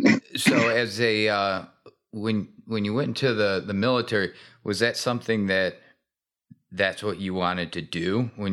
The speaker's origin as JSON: {"language": "English", "region": "Michigan", "country": "United States", "tie": "born or raised there"}